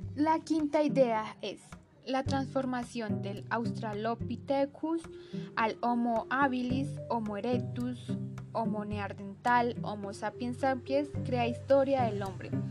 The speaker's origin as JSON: {"language": "Spanish", "region": "Santander", "country": "Colombia", "tie": "born or raised there", "said": "soy oriunda de Santander"}